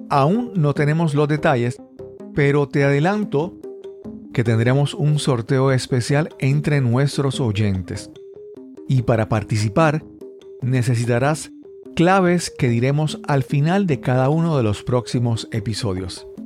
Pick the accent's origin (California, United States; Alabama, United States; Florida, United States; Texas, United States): Alabama, United States; Montgomery; soy de Montgomery, Alabama, la capital de los sueños.